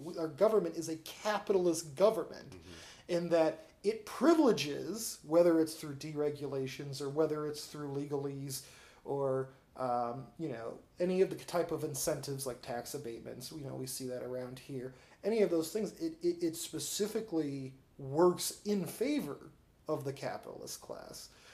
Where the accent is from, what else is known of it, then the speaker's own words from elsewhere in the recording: Peoria, Illinois, United States; also born or lived in Chicago; I was born and raised in Peoria, and I lived most of my life in Peoria